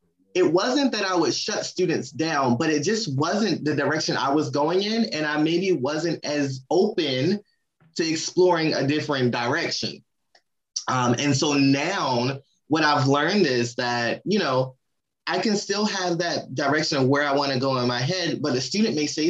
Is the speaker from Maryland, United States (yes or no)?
yes; Maryland, United States; I'm from Maryland, and my family, we're big seafood people